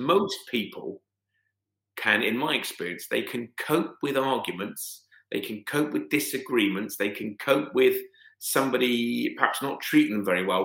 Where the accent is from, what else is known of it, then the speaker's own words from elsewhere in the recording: United Kingdom; as a British white British man born in 1970